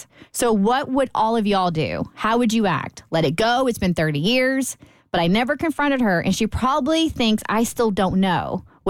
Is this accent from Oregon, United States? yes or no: no; Lexington, Kentucky, United States; moved away; I am from Lexington like her.